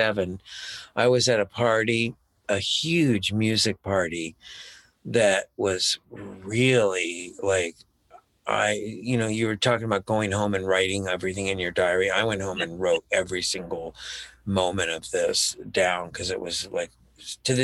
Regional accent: Florida, United States; moved away; also born or lived in Peekskill, New York; I was from Florida

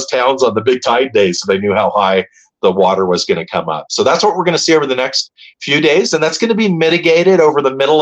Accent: the South Bay, California, United States; I grew up in the South Bay. I spent my life surfing in Hermosa Beach and Palos Verdes

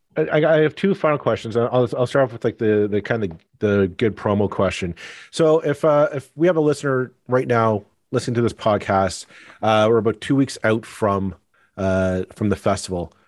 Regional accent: Burlington, Ontario, Canada; I grew up in Burlington

